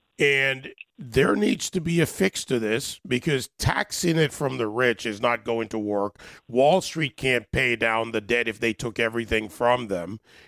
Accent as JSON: {"language": "English", "area": "across the river from New York City", "region": "New Jersey", "country": "United States", "tie": "born or raised there", "moved": "as an adult", "lives_now": "Florida, United States", "said": "You know, I'm a New Yorker at heart, as you know, Andrew. I love New York City, grew up across the river, spent my life, still we're headquartered in New York City, but I'm in Florida now."}